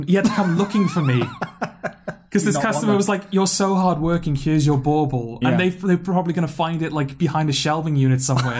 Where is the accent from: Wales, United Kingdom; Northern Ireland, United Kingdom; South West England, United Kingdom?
Wales, United Kingdom; Newport; accent: Newport; my Newport accent